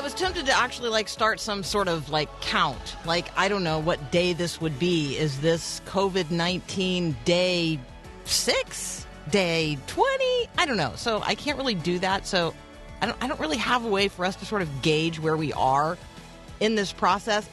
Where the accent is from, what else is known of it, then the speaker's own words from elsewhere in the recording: Florida, United States; growing up in Florida